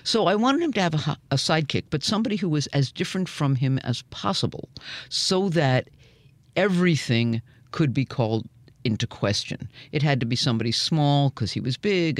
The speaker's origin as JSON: {"language": "English", "region": "New York", "country": "United States", "tie": "born or raised there", "said": "I grew up in New York"}